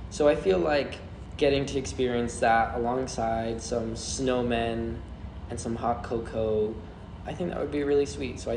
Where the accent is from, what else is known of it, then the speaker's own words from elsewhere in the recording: Florida, United States; I come from Florida so it's like not the Christmas that everyone else experiences there's no snow